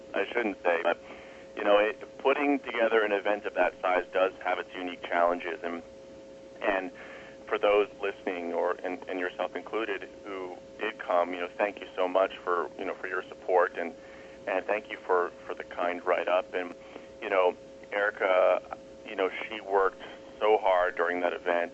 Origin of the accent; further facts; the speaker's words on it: East Coast, United States; I'm from the East Coast